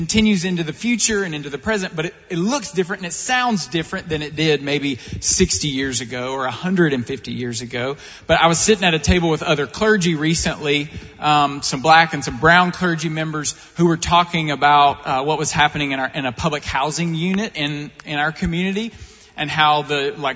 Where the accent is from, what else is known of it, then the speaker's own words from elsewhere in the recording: Eastern Kentucky, United States; I grew up in Eastern Kentucky in a super conservative fundamentalist background